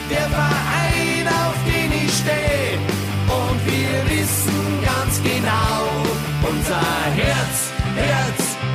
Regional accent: Munich, Bavaria, Germany; Das ist mir doch als, als Münchner gar nicht gewohnt.

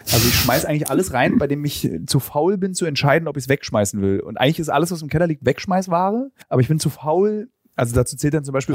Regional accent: Berlin, Germany; als Jugendlicher in Berlin

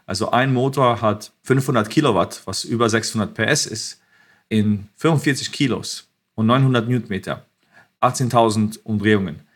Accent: Croatia; born there; Und ich war geboren in Kroatien, wo auch Nikola Tesla herkommt.

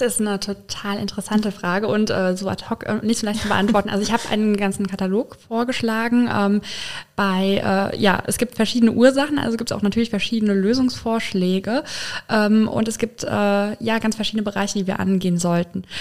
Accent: Filsen, Rhineland-Palatinate, Germany; also born or lived in Paris; now in Koblenz, Germany; ich komme aus dem schönen Rhein-Lahn-Kreis aus Filsen gegenüber von Boppard

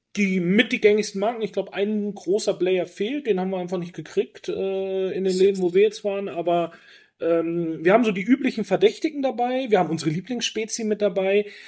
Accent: Franconia, Bavaria, Germany; moved away; also born or lived in Berchtesgaden; ich komme ja aus, aus Franken-Bayern

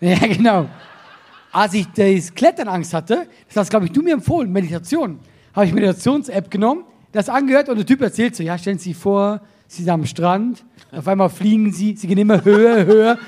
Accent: Solothurn, Switzerland; Bei uns äh, in Solothurn, das ist unsere Stadt, wo ich herkomme

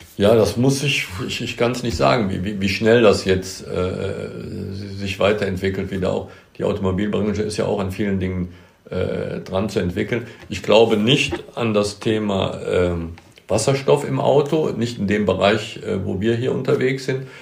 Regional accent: Bonn, North Rhine-Westphalia, Germany; ich bin hier in Bad Godesberg, das ist ein Stadtteil von, von Bonn geboren. Das ist meine Heimat. Hier bin ich zu Hause, hier gibt es eine Godesburg, da habe ich als Kind gespielt

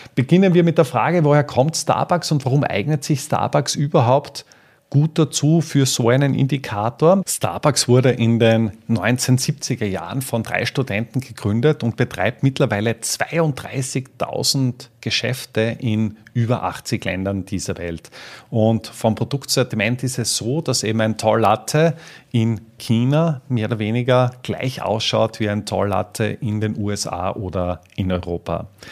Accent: Austria; bei uns in Österreich

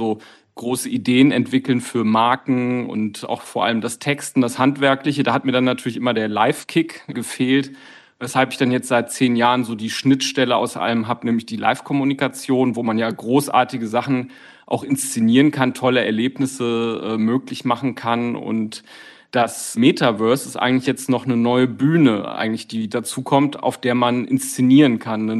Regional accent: Düsseldorf, North Rhine-Westphalia, Germany; meinem eigenen Avatar, also meiner Verkörperung meiner Person, die genauso schick gestylt ist, wo ich als echte Düsseldorferin, als Düsseldorfer natürlich modebewusst

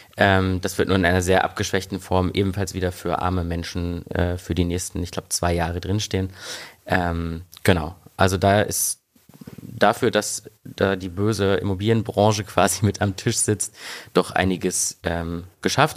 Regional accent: East Germany, Germany; now in Berlin, Germany; ich komme ja äh, ursprünglich aus Ostdeutschland

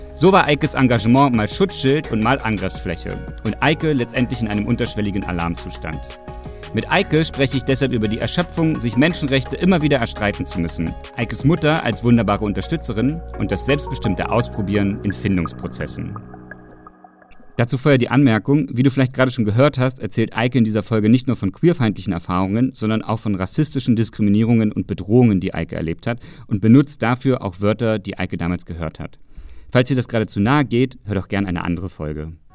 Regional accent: Saxony-Anhalt, Germany; ich komme ja aus Sachsen-Anhalt

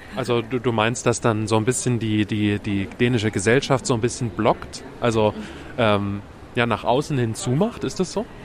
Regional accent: Germany; bei uns in Deutschland

